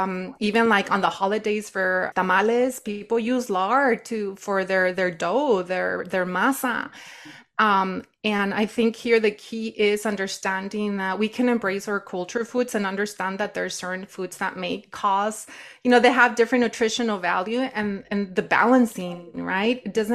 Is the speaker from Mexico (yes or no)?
yes; Nayarit, Mexico; I grew up in the Sierra in Nayarit, Mexico.